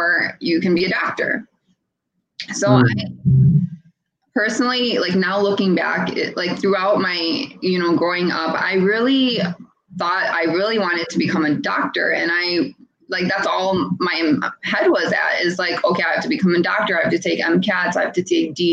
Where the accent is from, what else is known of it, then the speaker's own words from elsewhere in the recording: India; I'm an Indian